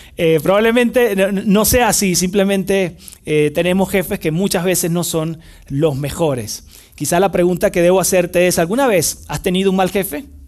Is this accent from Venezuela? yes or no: yes; Venezuela; moved away; trabajé en el cuerpo de bomberos en mi país, en Venezuela, es el país donde nací